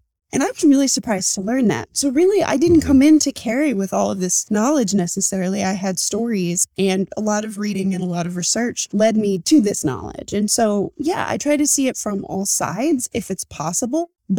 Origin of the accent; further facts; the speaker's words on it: Iowa, United States; in my case, it's Alberta Métis, but I grew up in the United States. There was a split in the family and we came down to the States. So I grew up in Iowa.